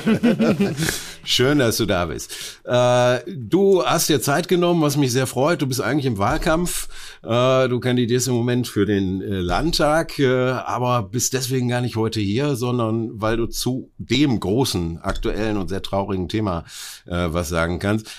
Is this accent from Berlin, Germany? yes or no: no; Oberhausen, North Rhine-Westphalia, Germany; meiner Heimatstadt Oberhausen